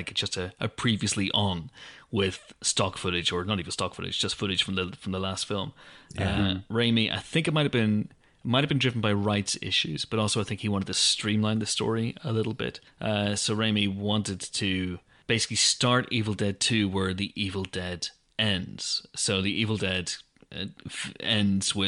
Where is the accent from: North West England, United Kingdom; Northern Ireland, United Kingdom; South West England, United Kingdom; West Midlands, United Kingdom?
Northern Ireland, United Kingdom; Banbridge; my hometown of Banbridge